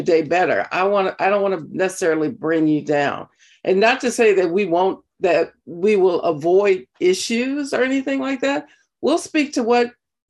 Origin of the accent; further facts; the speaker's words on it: Compton, California, United States; I come from, I grew up in Compton, California